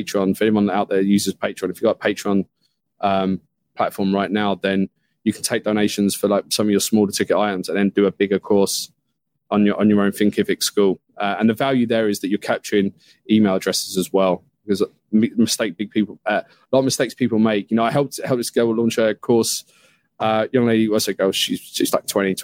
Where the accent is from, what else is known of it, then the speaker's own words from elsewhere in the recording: United Kingdom; being a Brit here